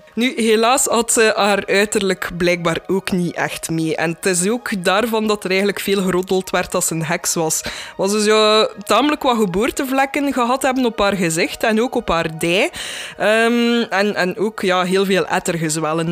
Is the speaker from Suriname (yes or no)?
no; Wetteren, Flanders, Belgium; ik zelf van Wetteren ben